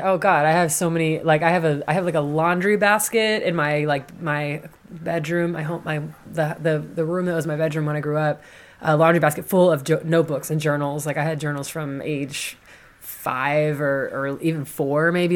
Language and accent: English; Massachusetts, United States; moved away as an adult; also born or lived in New Orleans, Louisiana / Oakland, California; now in Philadelphia, United States; growing up in Massachusetts. You know, in in the town that I grew up in, it was very white